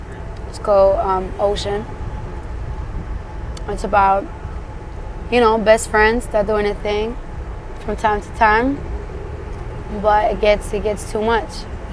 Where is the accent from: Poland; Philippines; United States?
Poland; I ate that shit growing up in Poland.